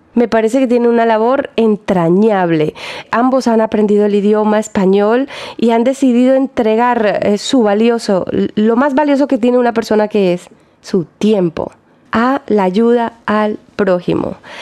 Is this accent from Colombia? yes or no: yes; Colombia; now in Germany; yo soy colombiana